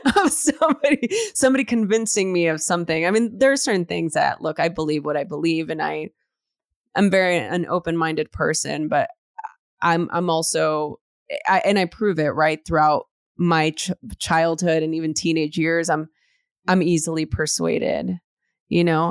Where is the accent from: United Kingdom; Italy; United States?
United States; Los Angeles, California; growing up in East L